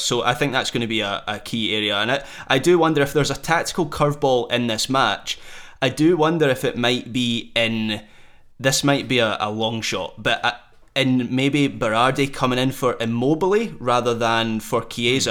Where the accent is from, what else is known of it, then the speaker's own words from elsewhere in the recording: Scotland, United Kingdom; as a Scot